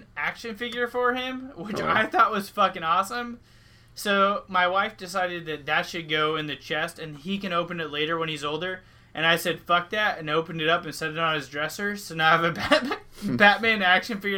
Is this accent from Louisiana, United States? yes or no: no; Washington, United States; also born or lived in Alaska; since I was the age of 3 and a half, when I moved back to Washington State from Alaska with my mom